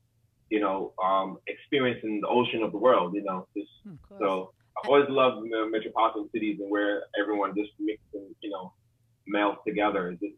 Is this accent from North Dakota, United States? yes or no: no; New York, United States; And, you know, I grew up there. I grew up in New York. You know, I grew up just everywhere. You know, just like traveled a lot as a kid.